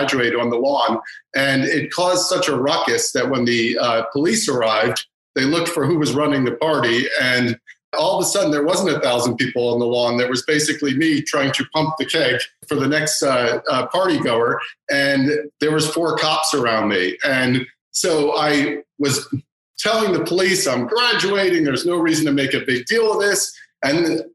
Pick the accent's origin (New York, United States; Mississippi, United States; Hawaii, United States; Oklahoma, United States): New York, United States; Long Island; I'm from Long Island.